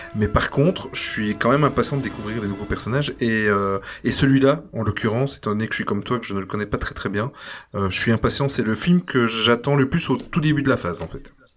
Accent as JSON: {"language": "French", "country": "Belgium", "said": "chez nous en Belgique"}